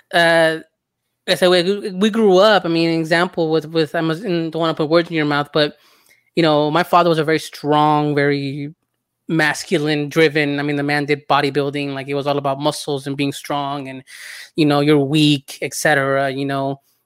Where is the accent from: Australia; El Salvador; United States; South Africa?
El Salvador; I'm from El Salvador